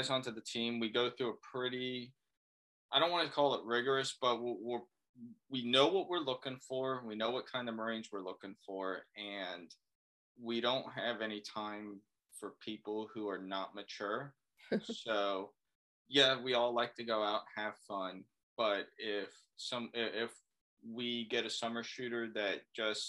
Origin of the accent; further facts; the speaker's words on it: Florida, United States; moved away as an adult; I am from Florida